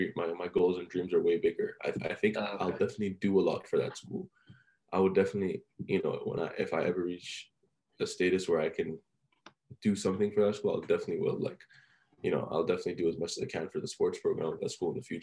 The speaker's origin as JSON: {"language": "English", "country": "Oman", "tie": "born or raised there", "also_born_or_lived": "Iran", "second_language": "English", "said": "I was like this little, you know, Iranian kid just moved to Oman. Like I was fresh off the boat, moved to Oman"}